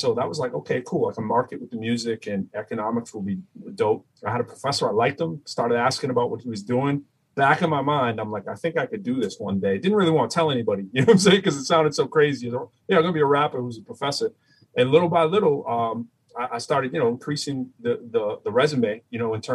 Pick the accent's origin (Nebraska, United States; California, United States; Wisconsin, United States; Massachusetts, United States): Massachusetts, United States; Lowell; accent: Boston; also born or lived in Chelmsford, Massachusetts / Cambridge, Massachusetts; I'm from Lowell, Massachusetts. I got to go to one town over to go to high school